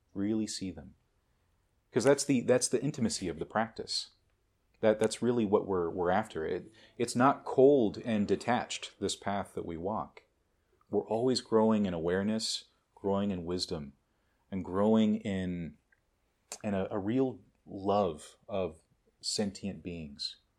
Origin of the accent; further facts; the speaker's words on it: United States; American Buddhists